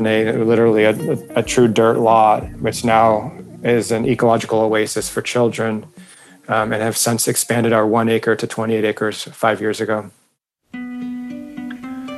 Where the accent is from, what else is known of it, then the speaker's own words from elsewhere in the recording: Newport Beach, California, United States; I was raised in Newport Beach as a surfer